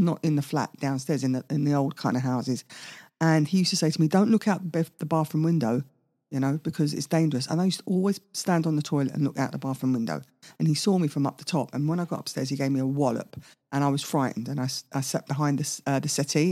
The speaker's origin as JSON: {"language": "English", "country": "Italy", "tie": "born or raised there", "also_born_or_lived": "Maida Vale, London, United Kingdom", "moved": "yes", "said": "I was brought up in Italy, all white people"}